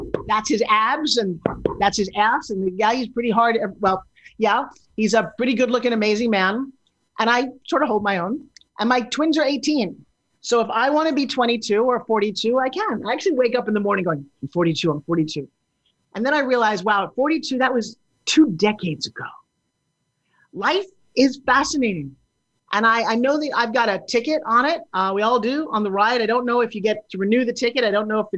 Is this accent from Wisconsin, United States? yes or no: no; New York, United States; I'm from New York